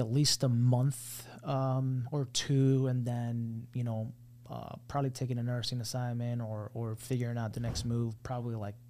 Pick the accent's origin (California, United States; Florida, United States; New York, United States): Florida, United States; Miami; also born or lived in Colombia / Broward County, Florida; I'm from Miami.